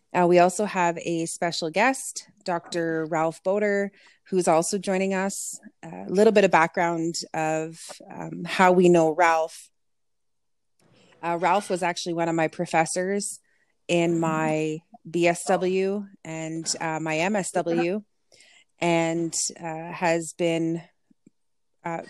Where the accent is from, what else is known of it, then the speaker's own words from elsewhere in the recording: Kehewin Cree Nation, Alberta, Canada; I'm from the Kihiwin Cree Nation here in Treaty 6 territory